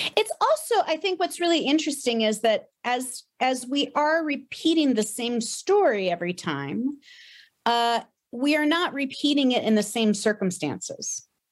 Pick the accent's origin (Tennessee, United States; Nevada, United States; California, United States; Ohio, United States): Ohio, United States; Tiffin; moved away as an adult; also born or lived in Boston; I grew up in Ohio